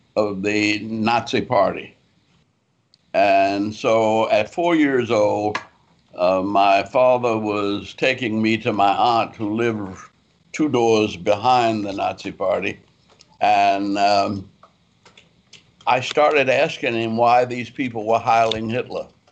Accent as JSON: {"language": "English", "town": "New Orleans", "region": "Louisiana", "country": "United States", "tie": "born or raised there", "also_born_or_lived": "Atlanta", "moved": "yes", "said": "I was raised in New Orleans, Louisiana."}